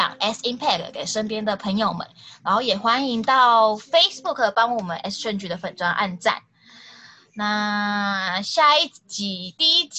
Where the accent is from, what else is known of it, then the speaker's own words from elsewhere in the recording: Kaohsiung, Taiwan; 我是高雄人哦，可是我台语不是很好哎。